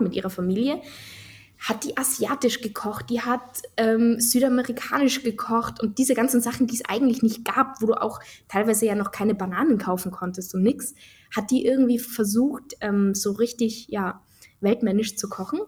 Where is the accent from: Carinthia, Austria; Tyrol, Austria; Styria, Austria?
Tyrol, Austria; bei uns in Tirol